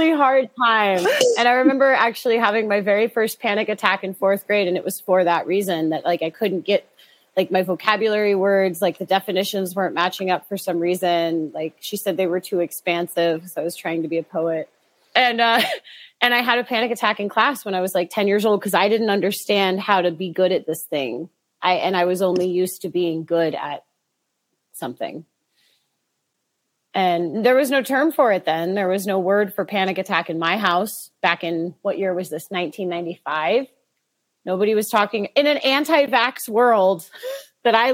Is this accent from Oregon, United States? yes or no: yes; Boring, Oregon, United States; I grew up in Boring, Oregon. It's a real place